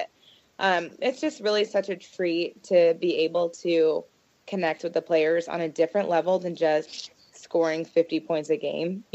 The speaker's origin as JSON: {"language": "English", "town": "Portland", "region": "Oregon", "country": "United States", "said": "I'm from Portland."}